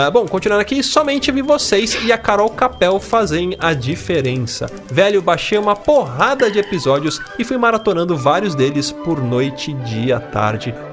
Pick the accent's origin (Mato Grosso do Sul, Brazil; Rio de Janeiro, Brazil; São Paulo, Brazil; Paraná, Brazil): Rio de Janeiro, Brazil; São João do Meriti; sou do Rio de Janeiro. Mais precisamente São João do Meriti.